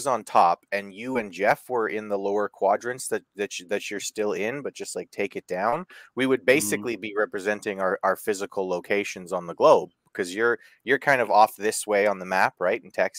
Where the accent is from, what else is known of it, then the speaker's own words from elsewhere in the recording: Canada; also born or lived in Los Angeles; my home country of Canada